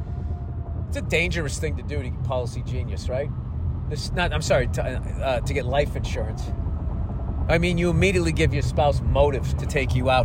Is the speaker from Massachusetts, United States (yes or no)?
yes; Boston, Massachusetts, United States; I grew up in Boston